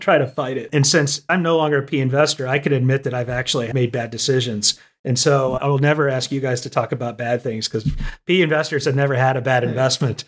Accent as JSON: {"language": "English", "town": "Austin", "region": "Texas", "country": "United States", "tie": "born or raised there", "moved": "yes", "lives_now": "Nashville, United States", "said": "I grew up in Austin, Texas, and now I live in Nashville, Tennessee."}